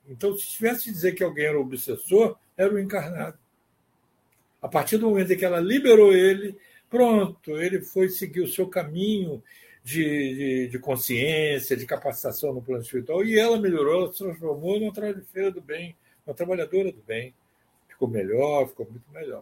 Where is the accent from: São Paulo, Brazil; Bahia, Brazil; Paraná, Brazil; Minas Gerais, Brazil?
Bahia, Brazil; Salvador; nossa família era vizinho dele em Salvador, nós somos de Salvador